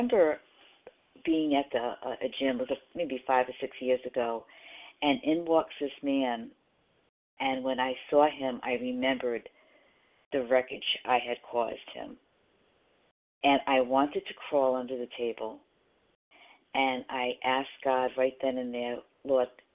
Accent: Rhode Island, United States; now in South Carolina, United States; I'm from Rhode Island originally, but I do live in South Carolina now.

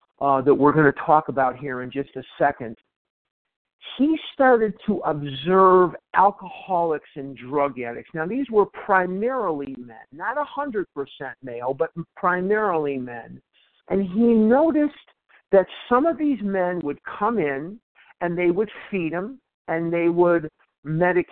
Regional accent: Chicago, Illinois, United States; now in Scottsdale, United States; I live in Scottsdale, Arizona, but I was born and raised in Chicago

